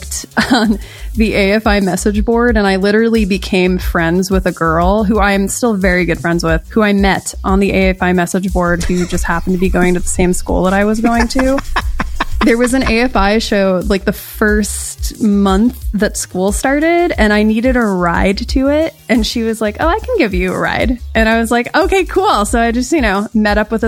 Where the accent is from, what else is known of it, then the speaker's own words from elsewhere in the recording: New York, United States; moved away as an adult; now in Los Angeles, United States; I grew up in New York, and I was there for 18 years, pretty much same place. Now I live in Los Angeles